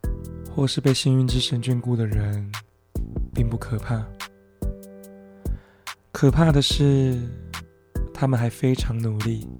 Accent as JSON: {"language": "Chinese", "country": "Taiwan", "first_language": "Mandarin and Taiwanese Hokkien", "said": "身为台湾人，这两种语言都算是我的母语。"}